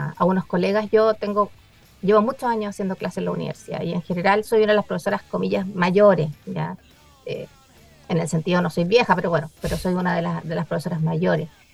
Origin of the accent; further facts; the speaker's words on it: Chile; como chilenos